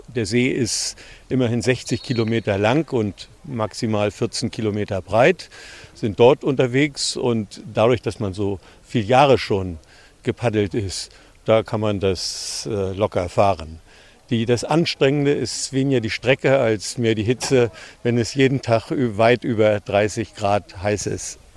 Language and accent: German; Germany; Wir kommen aus dem Süden von Deutschland, vom Bodensee an der Grenze zu Österreich und zur Schweiz.